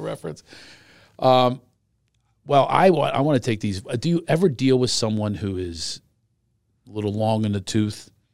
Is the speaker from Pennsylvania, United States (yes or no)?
yes; Pennsylvania, United States; moved away; I grew up in Pennsylvania